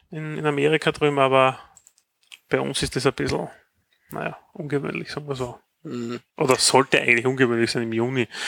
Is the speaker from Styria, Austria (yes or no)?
yes; Styria, Austria; Die braucht man, weil auch ich als Steirer verstehe kein Wort, was die dort singen.